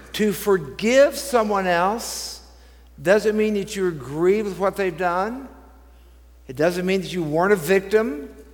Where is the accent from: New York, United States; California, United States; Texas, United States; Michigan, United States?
Texas, United States; Dallas; I grew up in Dallas